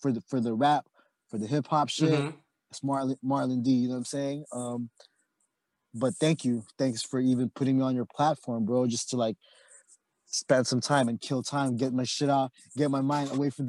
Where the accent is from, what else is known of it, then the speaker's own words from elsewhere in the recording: Oxnard, California, United States; also born or lived in Philippines; now in San Diego, United States; I'm from Oxnard, California, same hood as Chris. I grew up with Chris